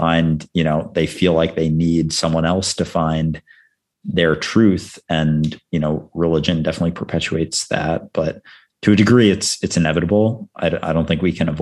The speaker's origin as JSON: {"language": "English", "region": "Midwest", "country": "United States", "said": "I'm also from the Midwest"}